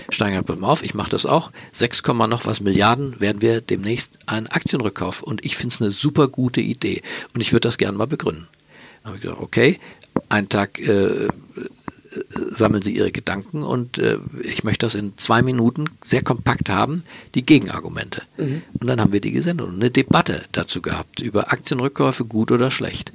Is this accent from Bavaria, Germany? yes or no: no; Berlin, Germany; Berlin, meine Geburtsstadt